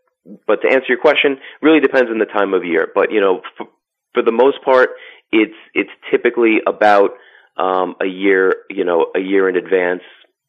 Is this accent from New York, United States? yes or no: yes; Long Island, New York, United States; moved away as an adult; I grew up on Long Island and, you know, pretty much lived there for the first 40 years of my life.